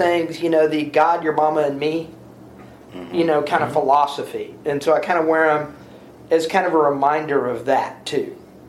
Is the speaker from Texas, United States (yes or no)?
yes; Galena Park, Texas, United States; I grew up in Galena Park, but which is a small suburb, a small city, actually, on the outskirts of Houston.